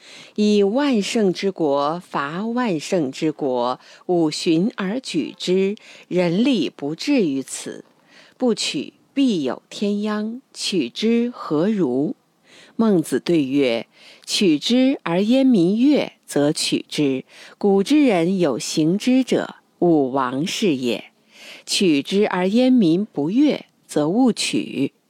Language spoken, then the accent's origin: Chinese; China; 在什么山头唱什么歌，咱是中国人，还按照我们的礼数来。